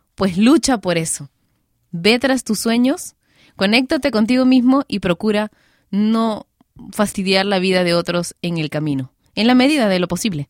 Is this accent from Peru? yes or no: yes; Peru